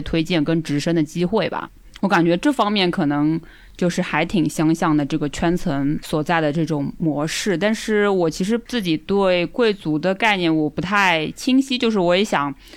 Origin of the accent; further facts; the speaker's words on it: Shanghai, China; 我是来自上海郊区的女子